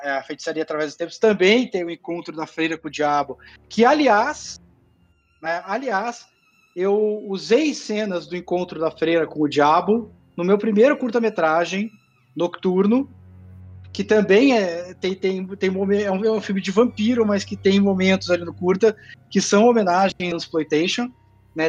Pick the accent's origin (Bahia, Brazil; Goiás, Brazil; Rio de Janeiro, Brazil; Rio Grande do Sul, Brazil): Rio Grande do Sul, Brazil; Porto Alegre; uma cidade do lado de Porto Alegre, onde eu cresci